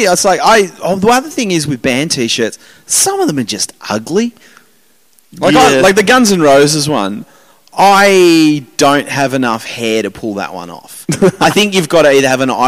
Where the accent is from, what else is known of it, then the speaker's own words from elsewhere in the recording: Hobart, Tasmania, Australia; I grew up in Hobart